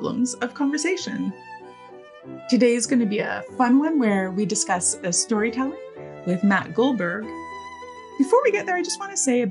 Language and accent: English; Victoria, British Columbia, Canada; moved away; Victoria, my hometown, by the way, and I was just out there visiting my family